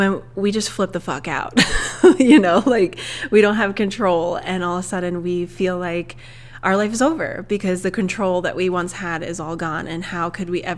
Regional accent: Long Island, New York, United States; moved away as an adult; also born or lived in Ohio / New Hampshire; now in Nevada, United States; my husband and I, originally, we are from Long Island, New York, and we have kind of moved all over the place pretty much since 2013.

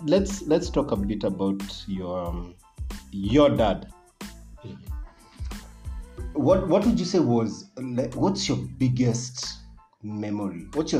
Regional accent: Nakuru, Nakuru County, Kenya; I was born in Nakuru as well. Section 58, man.

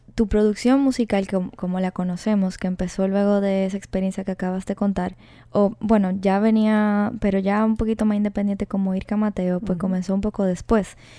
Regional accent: Dominican Republic; yo soy dominicana también

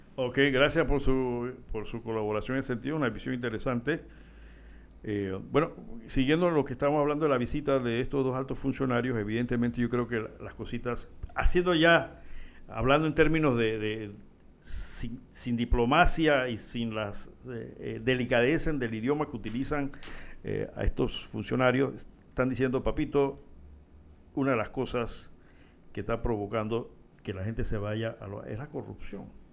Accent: Panama; somos panameños

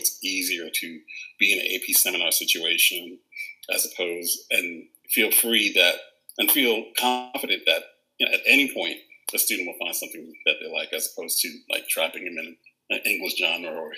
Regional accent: New York City, New York, United States; moved away as an adult; also born or lived in Queens, New York / Washington, District of Columbia, United States / Maryland; now in Chicago, United States; I'm from Brooklyn, New York, also from Roseville, and also from Queens

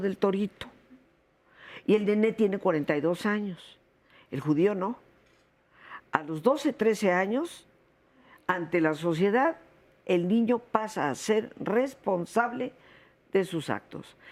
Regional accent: Mexico; yo soy mexicana, mexicana de 300 años atrás, no, recién venida

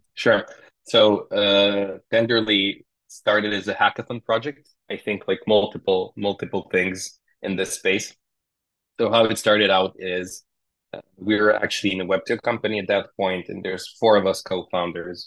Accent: Serbia; We're from Serbia, so in Eastern Europe

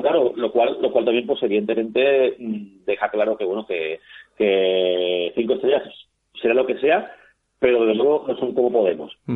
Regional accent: Spain; como español

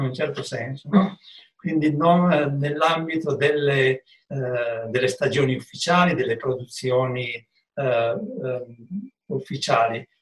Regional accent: Piedmont, Italy; io da buon piemontese

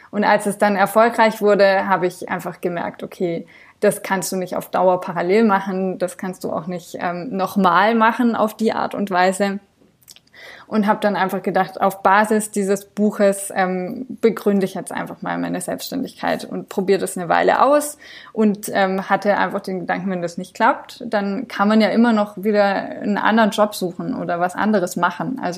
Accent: France; now in Germany; Also ich bin in Frankreich aufgewachsen, aber meine Eltern sind beide Deutsche. Also das war mehr so berufsbedingt von meinem Papa, dass wir rübergezogen sind und meine Eltern die Schnapsidee hatten, die Kinder könnten ja zweisprachig aufwachsen.

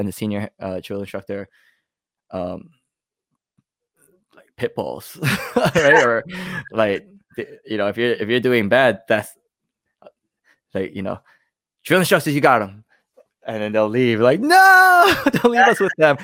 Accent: New York, United States; I'm from New York

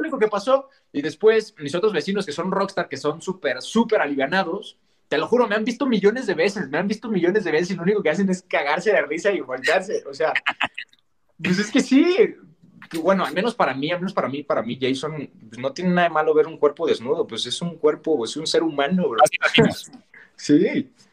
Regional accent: Mexico; yo soy mexicano, más mexicano que nopal

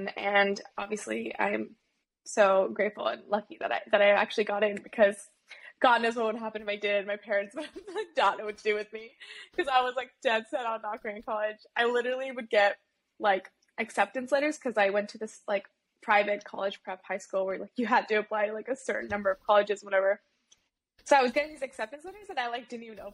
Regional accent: Bay Area, California, United States; I grew up in the Bay Area around tech

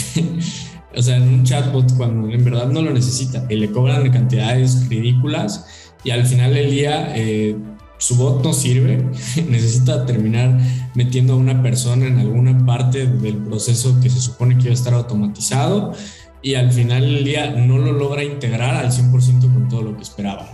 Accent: Mexico; nosotros como mexicanos

